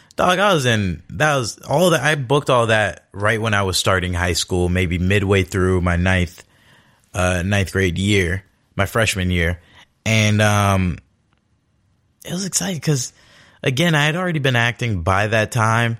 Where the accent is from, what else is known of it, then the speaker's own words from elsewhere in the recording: Los Angeles, California, United States; I'm born and raised in Los Angeles, California